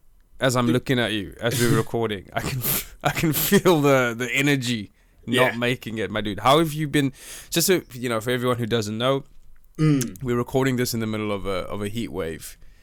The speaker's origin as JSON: {"language": "English", "country": "South Africa", "moved": "yes", "lives_now": "United Kingdom", "said": "I'm from South Africa. I'm from a hot country."}